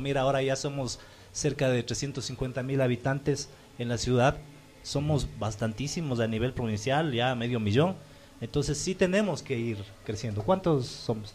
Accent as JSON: {"language": "Spanish", "town": "Ambato", "region": "Tungurahua", "country": "Ecuador", "said": "los zambateños"}